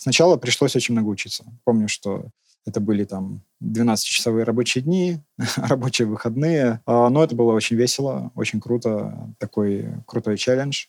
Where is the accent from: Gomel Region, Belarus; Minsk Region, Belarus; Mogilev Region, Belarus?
Minsk Region, Belarus; Maladzyechna; Я родился в городе Молодечно, недалеко от Минска